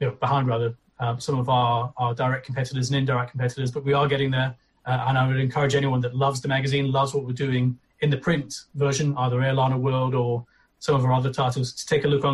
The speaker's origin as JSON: {"language": "English", "town": "Aberdeen", "region": "Scotland", "country": "United Kingdom", "said": "I'm from Aberdeen in Scotland"}